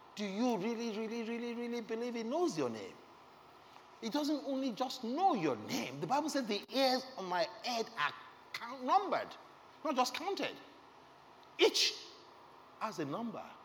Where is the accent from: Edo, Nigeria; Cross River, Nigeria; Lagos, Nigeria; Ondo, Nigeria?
Lagos, Nigeria; I was born again in Lagos. I was raised in Lagos